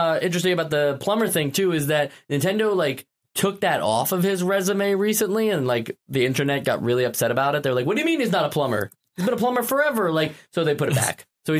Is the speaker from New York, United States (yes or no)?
yes; New York City, New York, United States; We're all from New York City.